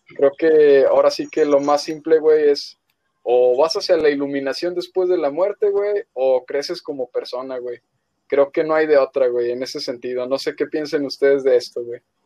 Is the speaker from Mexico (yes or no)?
yes; Mexico; como mexicanos